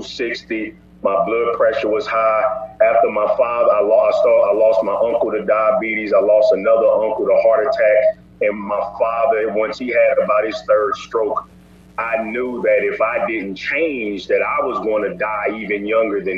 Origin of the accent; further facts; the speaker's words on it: St. Louis, Missouri, United States; I'm from St. Louis, Missouri